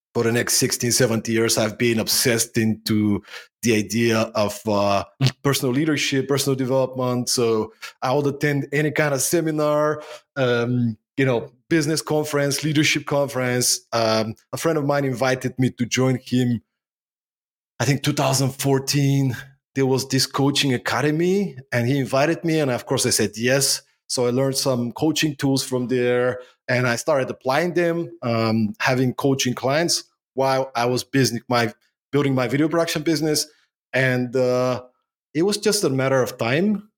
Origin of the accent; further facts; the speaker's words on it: Bulgaria; moved away as an adult; also born or lived in Denmark; now in Sofia, Bulgaria; I was born in Bulgaria, post-communistic Bulgaria, growing up in the nineties.